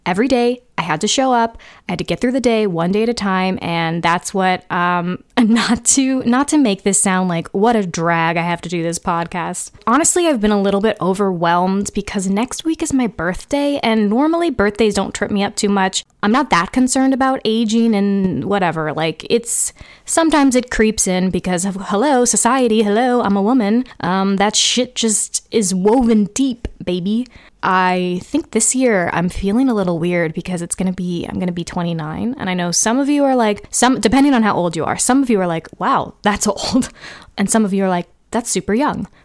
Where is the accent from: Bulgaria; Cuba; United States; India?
United States; California; growing up in California